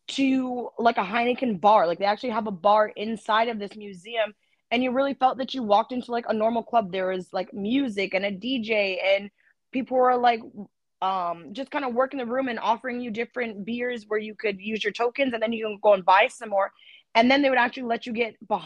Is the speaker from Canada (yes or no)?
yes; Canada; We're Canadian.